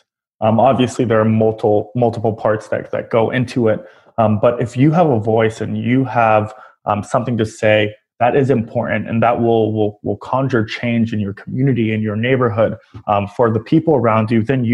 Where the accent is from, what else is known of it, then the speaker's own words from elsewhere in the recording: New York City, New York, United States; as a New Yorker